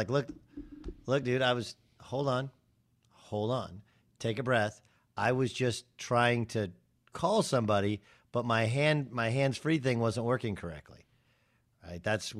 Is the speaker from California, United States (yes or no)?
yes; Orange County, California, United States; he and I are the same age. We grew up in Orange County.